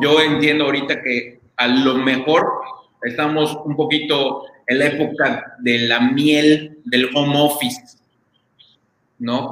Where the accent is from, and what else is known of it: Mexico